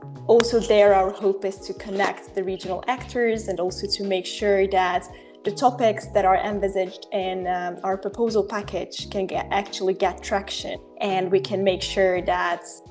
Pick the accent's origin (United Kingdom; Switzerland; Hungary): Hungary; I'm from Hungary. I live in Budapest